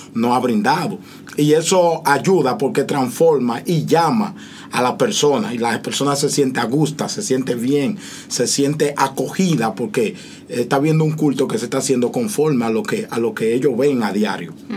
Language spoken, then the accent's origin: Spanish; Dominican Republic; yo que soy dominicano